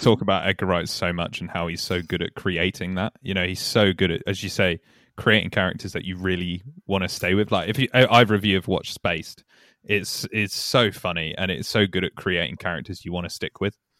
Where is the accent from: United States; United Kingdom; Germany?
United Kingdom; Yorkshire and the Humber; now in London, United Kingdom; I'm from Yorkshire